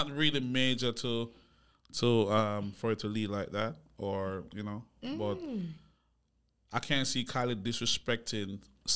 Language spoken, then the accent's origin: English; Jamaica; moved away; also born or lived in Miami / Atlanta; I grew up in Jamaica